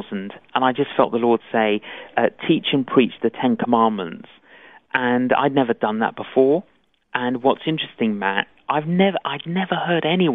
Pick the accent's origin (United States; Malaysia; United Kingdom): United Kingdom; London; I'm Greek Cypriot. Both my parents were Greek Cypriot, but I grew up in London